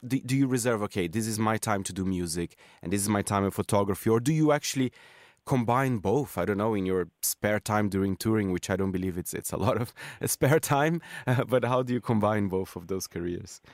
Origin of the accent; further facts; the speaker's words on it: Brazil; I'm from Brazil